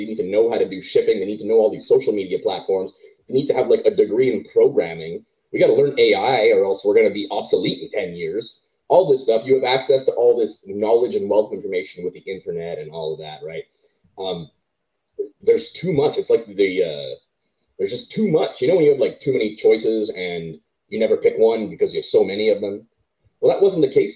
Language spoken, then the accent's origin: English; Canada; as a Canadian